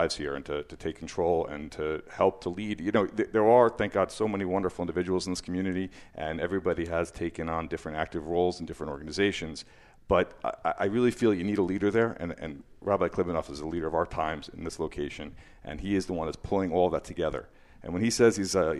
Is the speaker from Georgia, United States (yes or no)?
no; Livingston, New Jersey, United States; also born or lived in Muncie, Indiana / New York City; We moved to Livingston